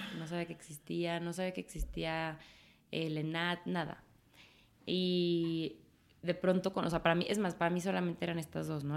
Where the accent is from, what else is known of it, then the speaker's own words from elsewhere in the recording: Guadalajara, Jalisco, Mexico; also born or lived in Paris; Soy muy orgullosamente tapatía.